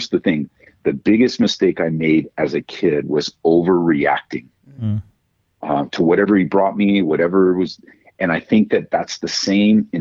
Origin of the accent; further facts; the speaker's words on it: Southern California, United States; now in Colorado, United States; growing up in Southern California